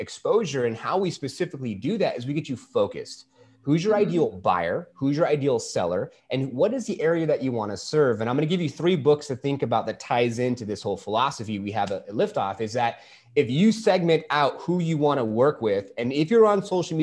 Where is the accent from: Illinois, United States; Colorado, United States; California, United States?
California, United States; moved away as an adult; now in Arizona, United States; I was from California, and I have a wife and a beautiful daughter who's 2.5. And we were part of that mass exodus out of California, moving here into Arizona